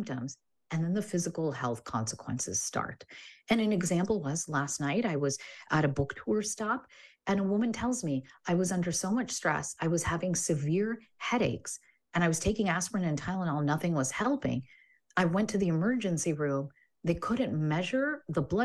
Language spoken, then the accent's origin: English; Illinois, United States; I grew up in Illinois